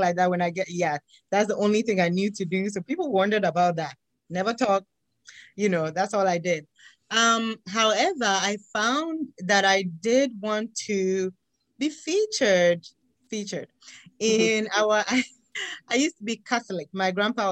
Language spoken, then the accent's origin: English; Ghana; moved away; I am originally from Ghana in West Africa.